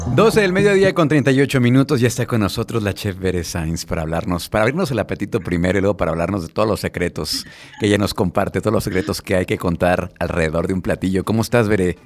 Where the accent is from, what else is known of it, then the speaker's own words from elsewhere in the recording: Irapuato, Guanajuato, Mexico; moved away; yo soy de Irapuato y cada fin de semana voy por Irapuato